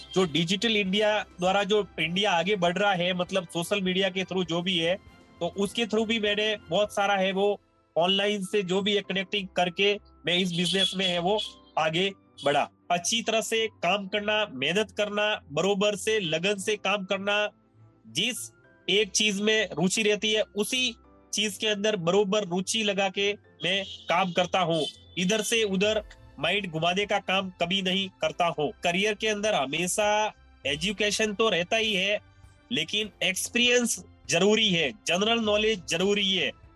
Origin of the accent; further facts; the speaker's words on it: Sanwara village near Ahore, Jalore district, Rajasthan, India; also born or lived in Takhatgarh, Pali district, Rajasthan; now in Bengaluru, India; मेरा जन्म जो है वो जालोर डिस्ट्रिक्ट के आहोर सिटी के पास छोटे से एक गांव में सनवाड़ा गांव में हुआ तो वो मेरा ननियाल है मैं बचपन से वहीं पे पला बड़ा